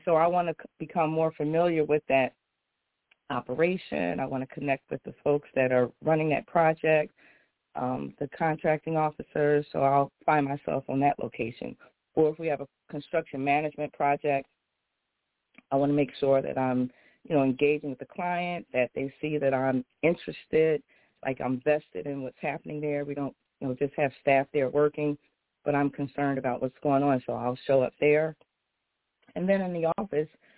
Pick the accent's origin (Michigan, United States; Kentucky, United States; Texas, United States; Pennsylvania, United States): Pennsylvania, United States; Philadelphia; moved away as an adult; now in West Coast, United States; I'm a girl from Philly, North Philly, you know, grew up in Philadelphia. I'm now on the West Coast